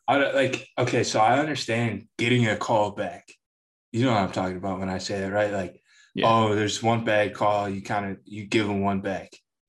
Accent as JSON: {"language": "English", "town": "Chicago", "region": "Illinois", "country": "United States", "tie": "born or raised there", "said": "growing up in Chicago"}